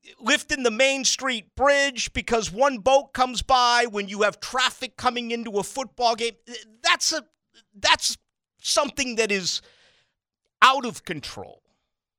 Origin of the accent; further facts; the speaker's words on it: Boston, Massachusetts, United States; moved away as an adult; now in Jacksonville, United States; I love my hometown, all right? I left Boston when I was 18